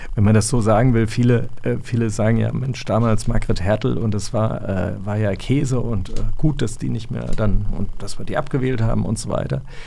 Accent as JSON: {"language": "German", "town": "Erlensee", "region": "Hesse", "country": "Germany", "tie": "born or raised there", "also_born_or_lived": "Königstein / Frankfurt", "said": "ich bin in Erlensee aufgewachsen"}